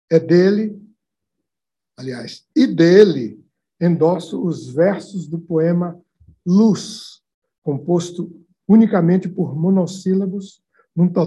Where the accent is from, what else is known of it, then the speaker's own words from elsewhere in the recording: Ituaçu, Bahia, Brazil; also born or lived in Salvador; Nascido em Salvador, passei a minha infância em Ituaçu, no interior do estado. Contemplo desta tribuna o menino que fui e me espanto.